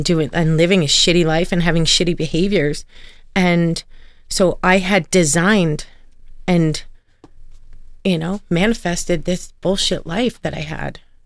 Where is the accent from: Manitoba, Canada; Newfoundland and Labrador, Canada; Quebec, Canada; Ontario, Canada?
Ontario, Canada; Toronto; moved away; also born or lived in Oshawa, Ontario / Calgary, Alberta / Edmonton, Alberta; I'm from Toronto, born and raised in Scarborough.